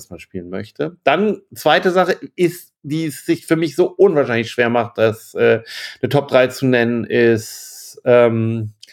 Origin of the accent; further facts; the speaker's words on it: Bremen, Germany; bin aus Bremen, habe meinen Verlag seit Ewigkeit, seit 92